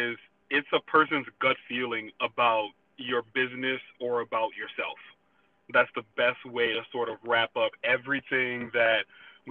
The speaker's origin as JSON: {"language": "English", "town": "New Orleans", "region": "Louisiana", "country": "United States", "also_born_or_lived": "New Hampshire", "moved": "as an adult", "said": "I'm from New Orleans, Louisiana, so I moved up to New Hampshire in 2011 as a sophomore in college"}